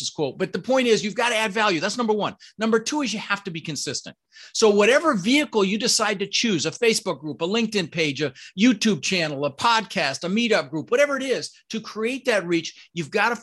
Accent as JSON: {"language": "English", "town": "Denver", "region": "Colorado", "country": "United States", "tie": "born or raised there", "also_born_or_lived": "Netherlands", "second_language": "English", "moved": "as an adult", "said": "I grew up in Denver"}